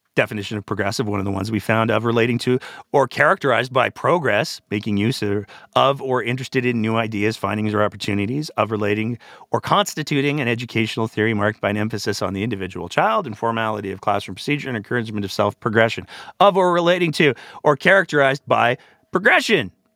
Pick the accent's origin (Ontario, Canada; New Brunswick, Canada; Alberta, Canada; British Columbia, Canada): Alberta, Canada; I was born in this province. I was raised in this province.